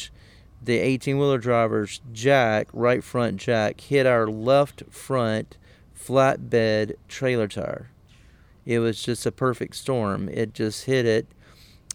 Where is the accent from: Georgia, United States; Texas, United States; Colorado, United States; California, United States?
Georgia, United States; Southwest; the small town in South Georgia where I'm from